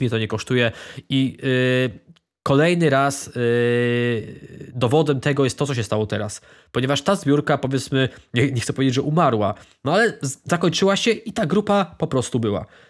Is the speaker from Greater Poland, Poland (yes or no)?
yes; Ostrów Wielkopolski, Greater Poland, Poland; ja również jestem z Ostrowa